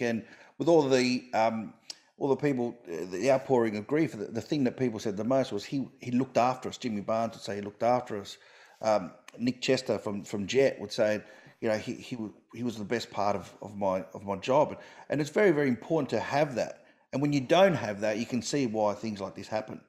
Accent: Sydney, New South Wales, Australia; now in Melbourne, Australia; I grew up with rugby in Sydney

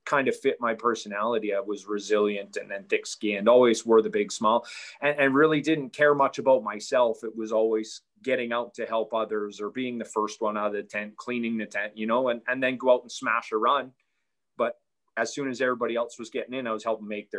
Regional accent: Canada; growing up in Canada, I played hockey my whole life

